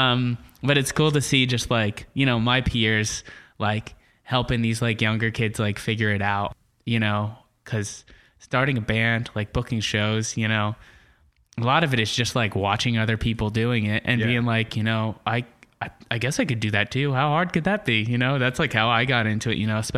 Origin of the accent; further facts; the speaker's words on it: Pennsylvania, United States; moved away as an adult; also born or lived in State College, Pennsylvania; now in Portland, United States; I grew up in Pennsylvania